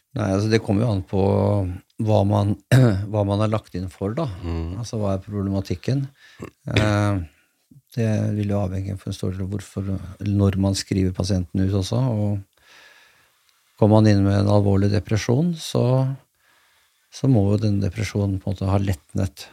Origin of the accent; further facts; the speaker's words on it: Askim, Østfold, Norway; da jeg vokste opp på den tiden jeg vokste opp Jeg kommer fra Askim